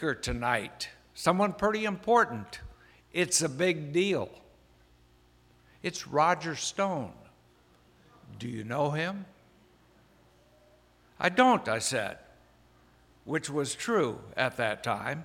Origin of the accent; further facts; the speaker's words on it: Iowa, United States; moved away; also born or lived in Virginia / Maryland; I'm from Iowa